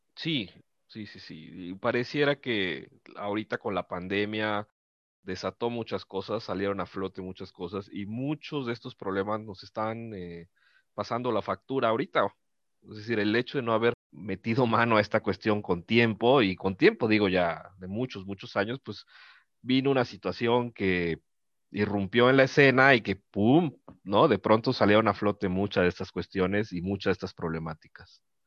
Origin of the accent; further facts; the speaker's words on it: Mexico; como mexicanos